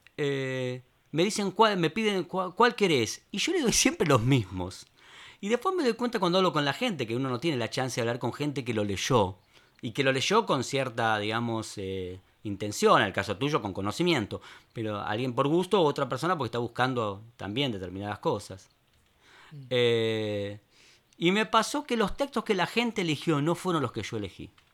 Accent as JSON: {"language": "Spanish", "region": "Buenos Aires", "country": "Argentina", "tie": "born or raised there", "also_born_or_lived": "Caballito, Buenos Aires", "said": "Yo nací en Palermo Viejo."}